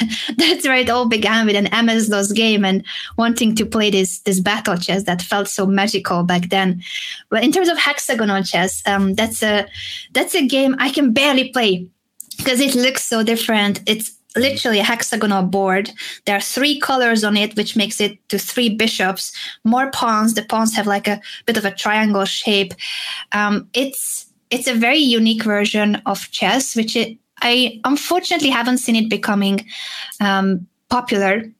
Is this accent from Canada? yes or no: no; Hungary; English is a second language; moved away as an adult; also born or lived in Madrid, Spain; I was born in Hungary